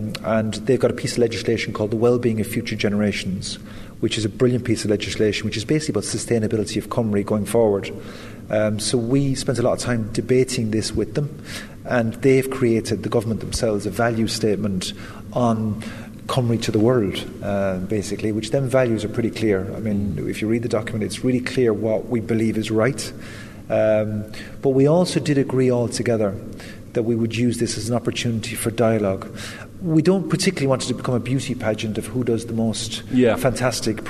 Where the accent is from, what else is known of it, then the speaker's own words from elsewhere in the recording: west of Ireland, Ireland; having grown up in the west of Ireland